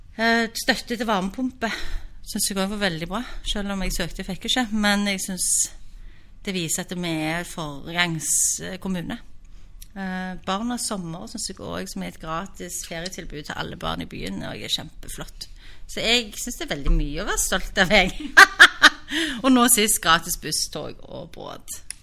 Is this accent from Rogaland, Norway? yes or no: yes; Stavanger, Rogaland, Norway; also born or lived in Oslo; er født og oppvokst i Stavanger.